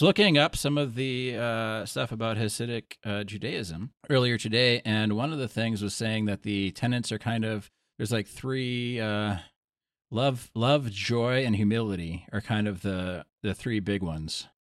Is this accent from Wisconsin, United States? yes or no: yes; Wisconsin, United States; also born or lived in Oklahoma; I'm from Wisconsin